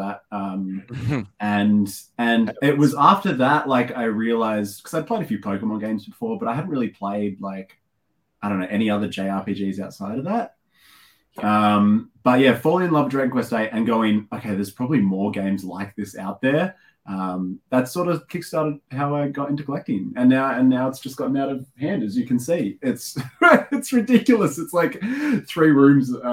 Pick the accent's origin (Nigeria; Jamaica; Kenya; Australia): Australia; also born or lived in Western Australia; Yes, I am an Aussie. I'm over in Western Australia